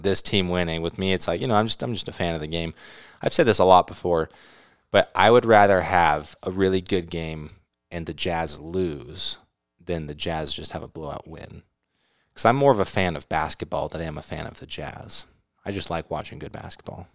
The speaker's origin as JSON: {"language": "English", "region": "California", "country": "United States", "tie": "born or raised there", "also_born_or_lived": "Utah / Arizona", "moved": "yes", "said": "I grew up in California"}